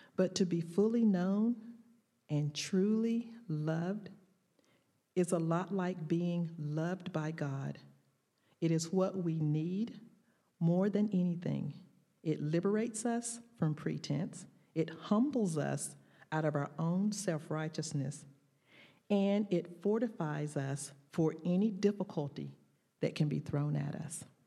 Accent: the South, United States; accent: Southern drawl; my Southern drawl

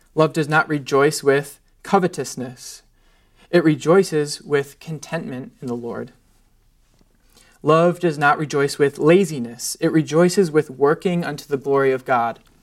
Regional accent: United States; I'm an American

